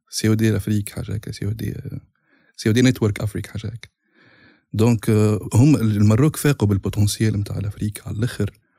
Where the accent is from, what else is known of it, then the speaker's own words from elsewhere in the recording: Tunisia; انا كمواطن تونسي